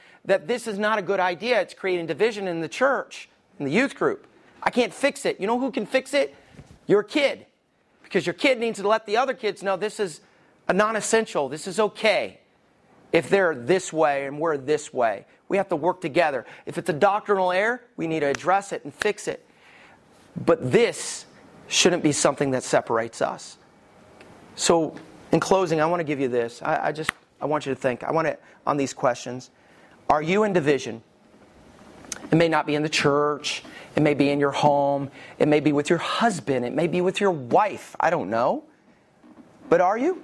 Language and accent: English; the Bible Belt, United States; I grew up in the Bible Belt and I stayed in the Bible Belt.